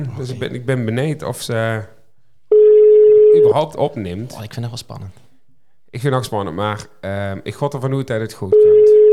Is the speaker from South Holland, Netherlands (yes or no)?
yes; Capelle aan den IJssel, South Holland, Netherlands; born there; Ehm, en ik, ik ben in Kapel geboren, maar dat, dat hoorde ik niet helpen zeggen